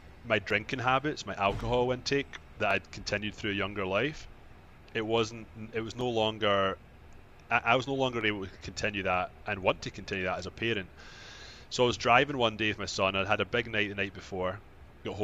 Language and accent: English; Scotland, United Kingdom; moved away as an adult; now in Toronto, Canada; I'm from Scotland, and I actually moved to Canada, Toronto, about 14 years ago